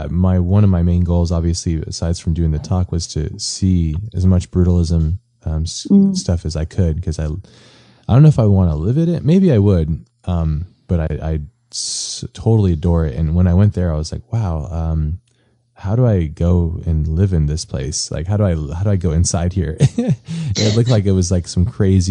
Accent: United States; as like an American

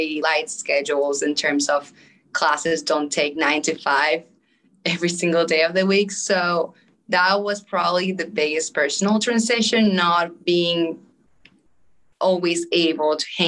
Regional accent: Caracas, Capital District, Venezuela; English is a second language; moved away as an adult; also born or lived in North Carolina, United States; now in United States; I was born and raised in Venezuela, Caracas to be specific. I grew up there my whole life

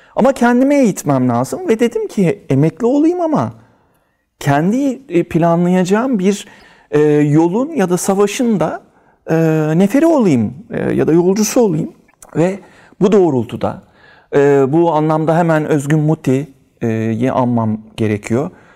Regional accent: Istanbul, Turkey; İstanbul Üsküdar doğumluyum

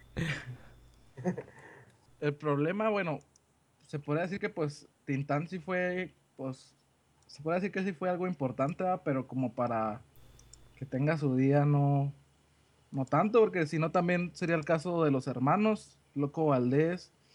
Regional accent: Mexico; yo, pienso ya como mexicano

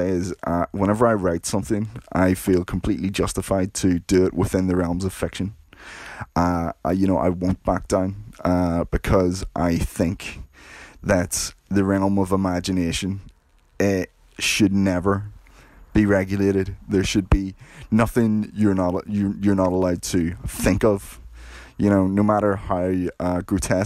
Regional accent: Belfast, Northern Ireland, United Kingdom; I grew up in Belfast during the 1980s

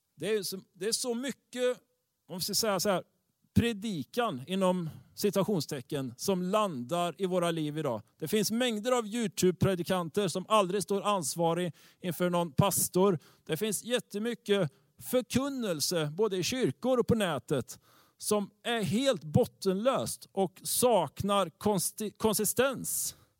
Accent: Tibro, Västra Götaland, Sweden; Tibro där jag kommer ifrån

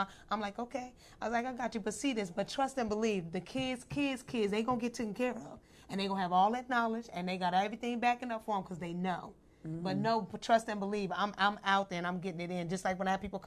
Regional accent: Midwest, United States; I'm from the Midwest.

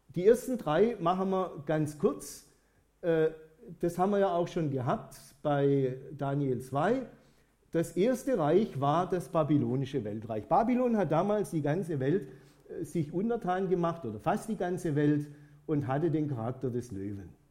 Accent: Germany; bei uns in Deutschland

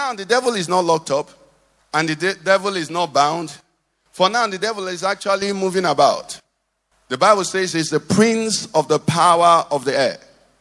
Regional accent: Nigeria; I'm Nigerian.

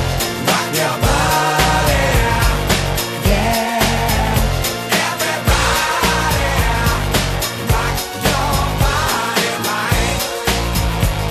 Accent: Texas, United States; I was born in Texas

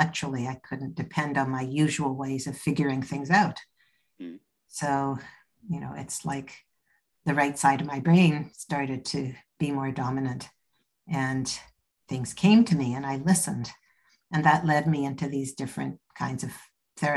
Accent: Canada; moved away as an adult; also born or lived in Toronto; now in United Kingdom; I'm Canadian. I live in the UK now, but I was in Toronto at that point.

